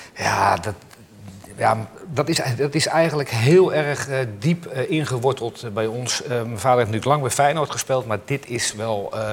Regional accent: Utrecht, Netherlands; Ik ben geboren in Utrecht

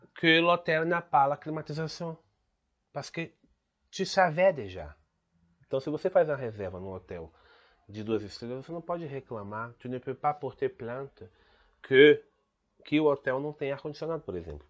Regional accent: Brazil; Ici au Brésil, par exemple, on ne trouve pas les choses en anglais, on trouve les choses en portugais.

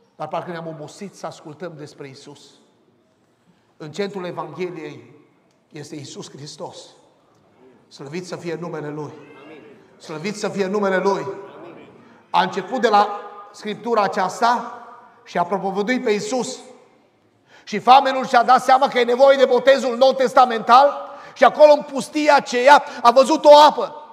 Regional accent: Arcalia, Bistrița-Năsăud, Romania; Eram la noi în sat, în satul Arcalia, de lângă Bistrița

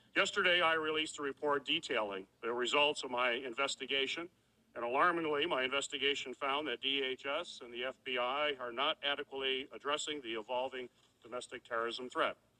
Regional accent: Michigan, United States; my home state of Michigan

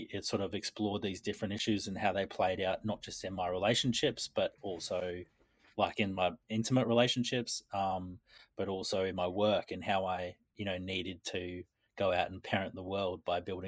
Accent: Queensland, Australia; I was born in Queensland

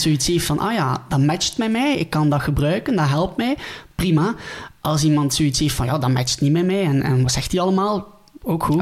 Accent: near Ghent, Flanders, Belgium; ik ben afkomstig uit België, bij Gent

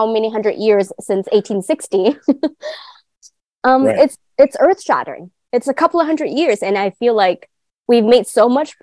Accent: Guangdong, China; now in United States; I am from the southern part of China, in the Canton region or Guangdong region. So I grew up being immersed in the Cantonese culture

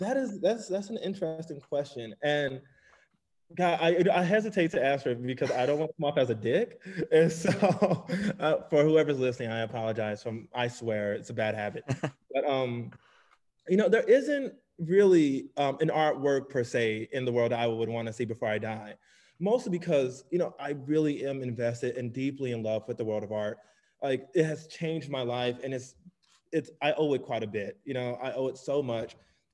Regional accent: Nigeria; also born or lived in United Kingdom; now in United States; We have two opposing identities, you know, being Nigerian and then, you know, coming to the States. And then, you know, also by way of the UK as well.

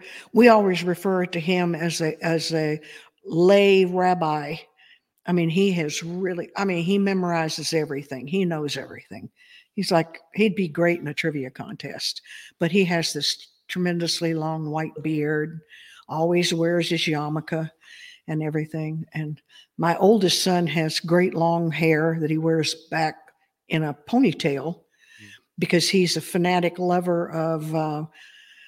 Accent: Texas, United States; also born or lived in Alabama; being born in Alabama and growing up in Texas

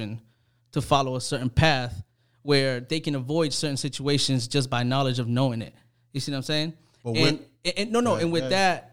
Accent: Panama; I'm from Panama

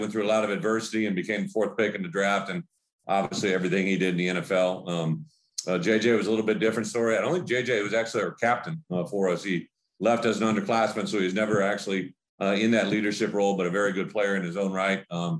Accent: Prophetstown, Illinois, United States; I grew up in Illinois, grew up in an environment that really in an area in Illinois that was kind of a little bit of everything. There was, we're close to the Mississippi border, so there was a little bit of Iowa, Wisconsin, Illinois fan going on.

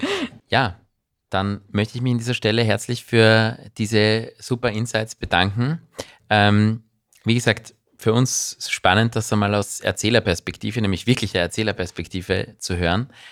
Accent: Austria; bei uns in Österreich

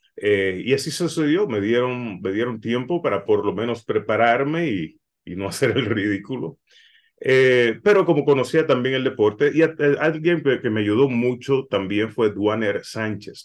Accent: Puerto Rico; also born or lived in Dominican Republic (parents); now in Los Angeles, United States; Yo nací en Puerto Rico, mis padres son dominicanos

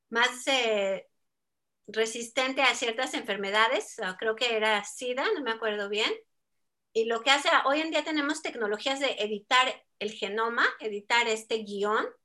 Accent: Mexico; accent: Mexican; ¿cómo que de dónde soy? De México. Así que ya mi acento parece que ha estado muy cambiado, pero, pero bueno, a veces me sale mexicano

